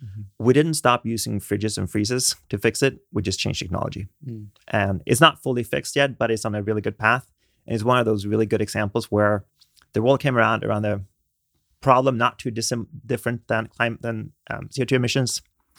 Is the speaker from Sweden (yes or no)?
yes; Sweden; moved away; I grew up in Sweden.